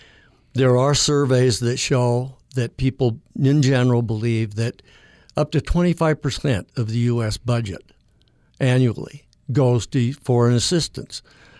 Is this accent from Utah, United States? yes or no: yes; Logan, Utah, United States; now in St. George, United States; Born and raised in Logan. And, of course, went to school here as well.